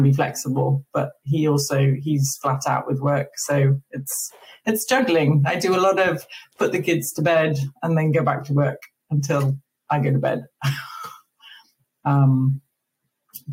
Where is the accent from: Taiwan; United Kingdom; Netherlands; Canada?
United Kingdom; England; moved away as an adult; now in Maine, United States; I'm English. I'm used to sort of mild, drizzly, gray.